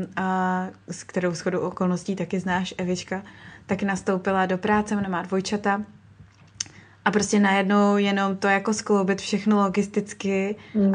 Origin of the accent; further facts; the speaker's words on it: Prague, Czechia; moved away as an adult; now in Sydney, Australia; já jsem rodilej Pražák a to město jsem vždycky milovala